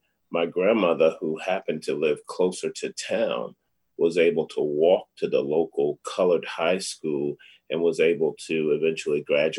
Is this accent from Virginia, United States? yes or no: yes; Lunenburg County, rural Virginia, United States; moved away; I'm a country boy. I was born and raised in a little small town in rural Virginia, a little town called Lunenburg County, population 1,200. My town, Cambridge, population 1,200.